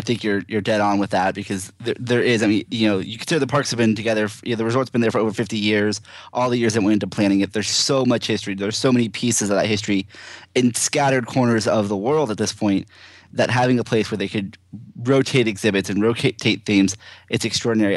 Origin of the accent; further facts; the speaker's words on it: Brandon, Florida, United States; moved away; my hometown is, you know, right down the street in, in, uh, Brandon, Florida.